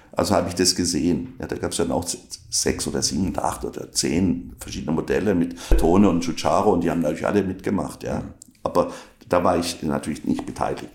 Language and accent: German; Inzlingen, Baden-Württemberg, Germany; accent: Alemannic; first language Alemannic; moved away as an adult; also born or lived in Braunschweig / Karlsruhe; ich komme aus Inzling bei Lörrach